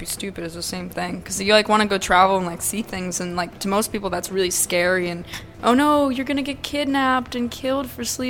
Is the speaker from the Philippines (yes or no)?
no; Russia; English is a second language; Yeah, I mean, I'm from Russia, so, like, St. Petersburg's an old city.